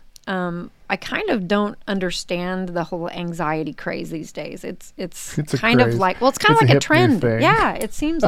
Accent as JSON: {"language": "English", "region": "Missouri", "country": "United States", "tie": "born or raised there", "also_born_or_lived": "Wisconsin", "moved": "yes", "said": "I grew up in Missouri"}